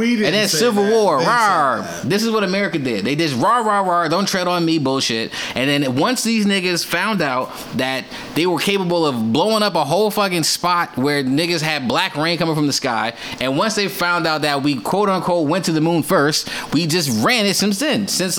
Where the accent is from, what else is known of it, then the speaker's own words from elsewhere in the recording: United States; I'm American.